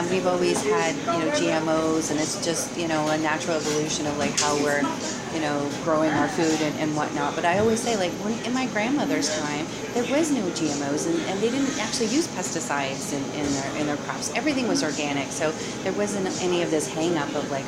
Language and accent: English; Ontario, Canada; moved away as an adult; now in Montreal, Canada; I am a Canadian. I was born in Ontario, and I moved here to Montreal about 25 years ago